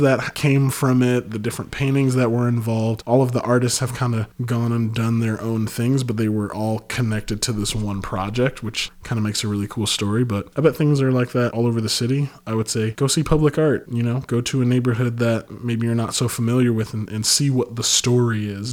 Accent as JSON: {"language": "English", "town": "Chicago", "region": "Illinois", "country": "United States", "said": "coming from High Park"}